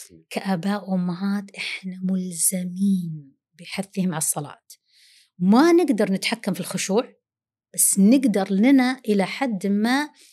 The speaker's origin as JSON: {"language": "Arabic", "country": "Saudi Arabia", "first_language": "Arabic", "said": "نحن عرب وسعوديين لغتنا الأولى العربي"}